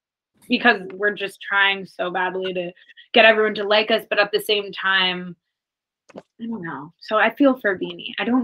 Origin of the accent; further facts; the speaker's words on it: Los Angeles, California, United States; But Libe and I are native Angelenos.